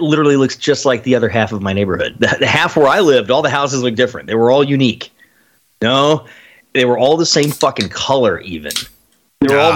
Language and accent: English; Austin, Texas, United States; the neighborhood where I was growing up in Austin